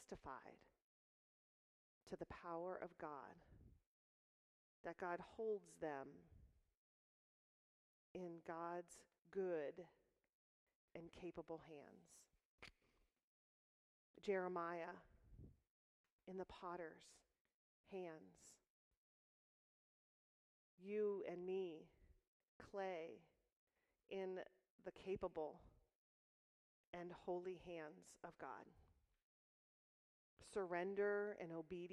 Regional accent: Stark County, Ohio, United States; now in Macedonia, United States; I'm a local girl. I grew up in Simpson United Methodist Church on Middle Branch Road. We lived right across the street, went to Glen Oak High School, and so Stark County is my home.

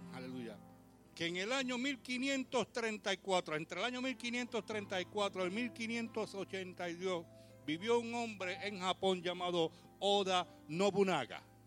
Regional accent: New York, United States; nací en Brooklyn, me crié en Brooklyn

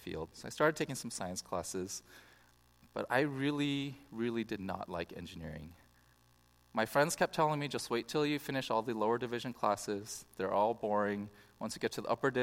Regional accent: Bay Area, California, United States; I grew up in the Bay Area

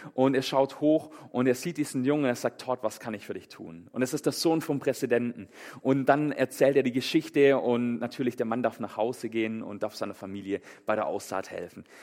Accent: Germany; bei uns in Deutschland

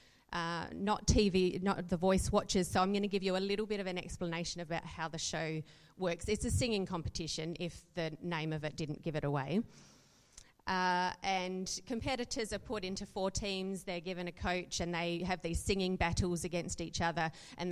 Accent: Adelaide, South Australia, Australia; moved away as an adult; also born or lived in Perth / Hong Kong; I'm an Adelaide girl from growing up. Actually, I was born in Perth, but I call myself an Adelaide girl because I moved here when I was five

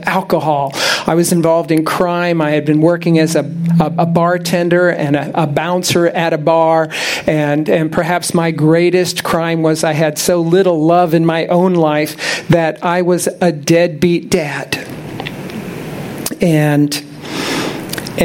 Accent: Tampa, Florida, United States; moved away as an adult; also born or lived in Orlando area, Florida; now in near Orlando, United States; I'm from Tampa. I grew up here. I spent most of my life here.

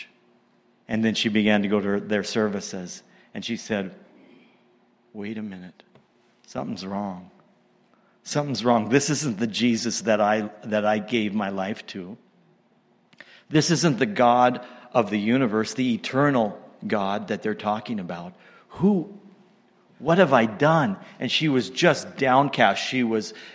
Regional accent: Montana, United States; now in Canada; moved to the States and that's where I was born, in Montana.

